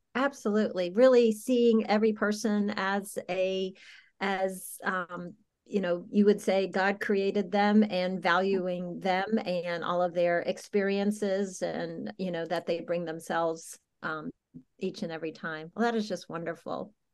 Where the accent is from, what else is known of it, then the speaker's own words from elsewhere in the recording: South Carolina, United States; moved away; I grew up in South Carolina